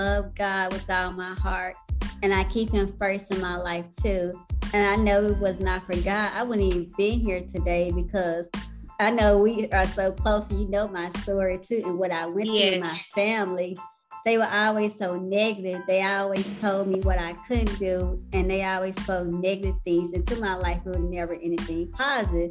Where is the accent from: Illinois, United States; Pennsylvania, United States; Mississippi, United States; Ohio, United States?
Mississippi, United States; Canton; now in Houston, United States; I'm from Canton, Mississippi. I currently reside in Houston, Texas.